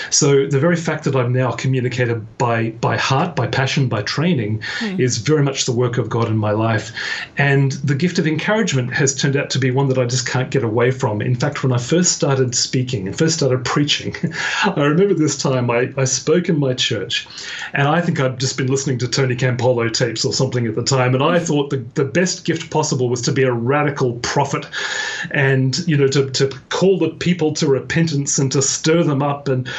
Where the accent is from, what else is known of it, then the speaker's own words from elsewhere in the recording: Australia; Firstly, I was born in Australia, but I was born to British parents. Okay. So I don't have, you know, a really Australian accent, but I don't have, you know, a plush, pommy accent either.